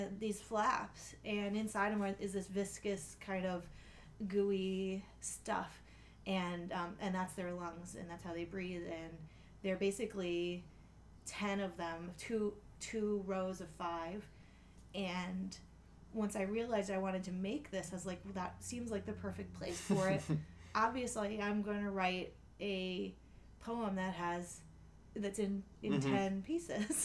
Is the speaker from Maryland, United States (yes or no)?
yes; Choptank River, Eastern Shore, Maryland, United States; I grew up on the Choptank River and on the Eastern Shore